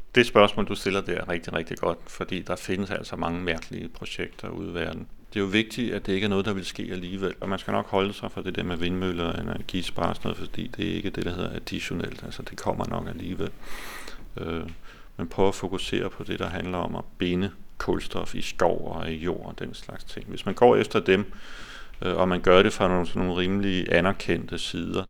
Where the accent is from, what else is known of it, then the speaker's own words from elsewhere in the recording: Denmark; som danskere